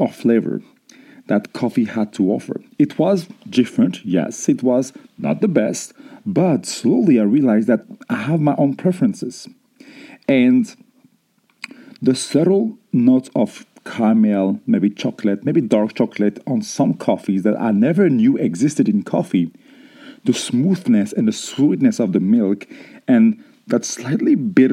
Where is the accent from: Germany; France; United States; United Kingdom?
France; growing up in France